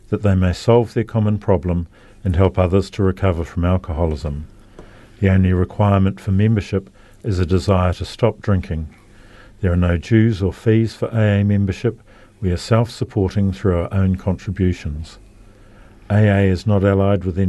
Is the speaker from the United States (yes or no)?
no; Auckland, New Zealand; moved away as an adult; now in Christchurch, New Zealand; I grew up in Auckland near the beach